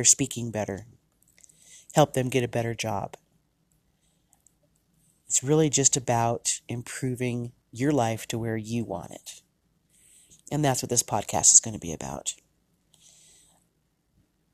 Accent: United States; I am from the United States

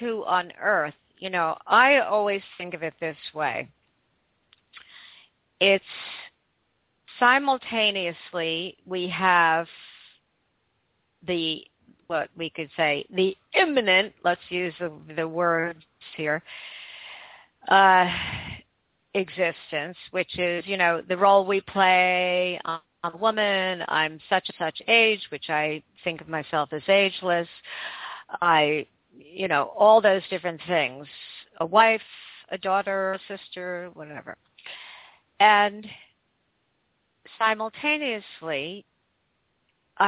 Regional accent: United States; I'm from the United States and my husband is from the United Kingdom

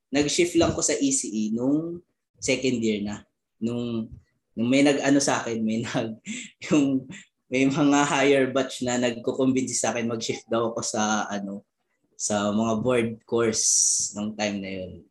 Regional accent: Bicol Region, Philippines; moved away; galing ako sa Bicol eh.

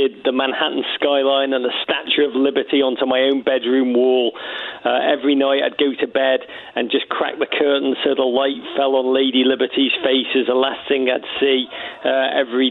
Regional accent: Liverpool, North West England, United Kingdom; now in United States; I grew up in Liverpool in the 1980s, a magical city, but a city in dark, dark times.

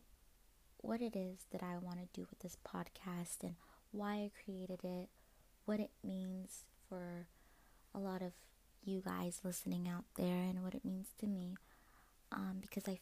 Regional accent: Maryland, United States; I'm from Maryland

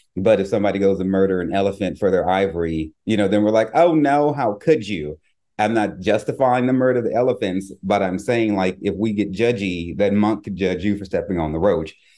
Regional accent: the South, United States; growing up in the South

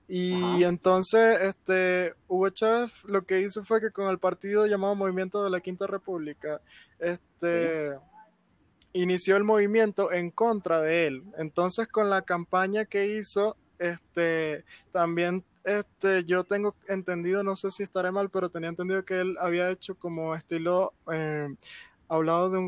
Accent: El Salvador; De hecho, aquí en mi país, en El Salvador

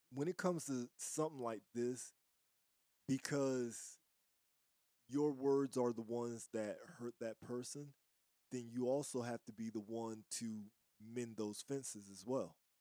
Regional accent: East Coast, United States; moved away as an adult; also born or lived in the South (US); I'm from the East Coast, right? And, and, and I'm from a certain era. But I've lived in the South most of my adult life

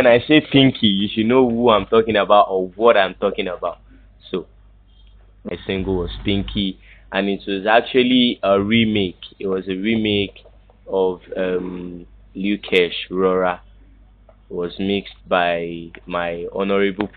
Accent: Lagos, Nigeria; I was brought up in Lagos Island

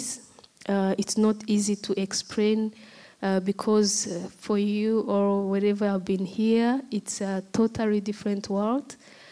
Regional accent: Rwanda; I come from Rwanda

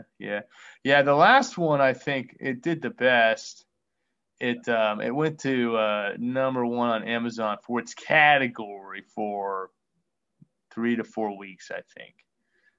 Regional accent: West Virginia, United States; I moved home to my hometown here in West Virginia

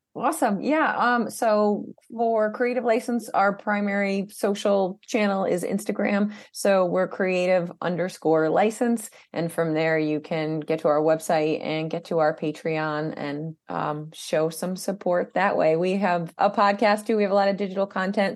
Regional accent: Albany, New York, United States; the whole thing was filmed i, in my hometown

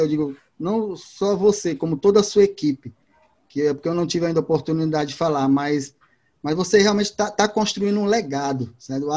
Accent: Fortaleza, Ceará, Brazil; eu sou de, de Fortaleza, de Ceará, aqui da Terra do Sol

